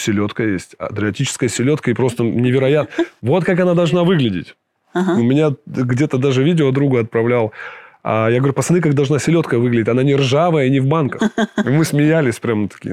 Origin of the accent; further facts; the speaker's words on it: Krasnoyarsk, Krasnoyarsk Krai, Russia; moved away as an adult; now in Montenegro; в Сибири э, прожил большую часть, я вырос в Красноярске